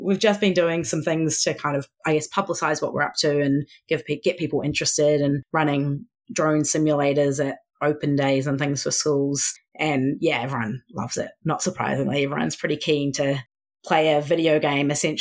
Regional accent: New Zealand; moved away; it's year 10 here because I'm from New Zealand

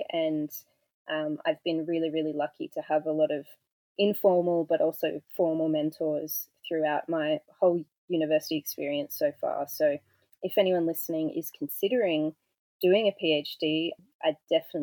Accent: Goulburn, New South Wales, Australia; also born or lived in Sydney; I grew up in Goulburn in New South Wales, which is a small town about an hour away from Canberra

